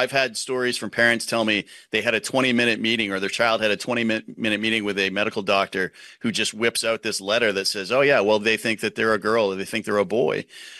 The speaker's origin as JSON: {"language": "English", "region": "Maine", "country": "United States"}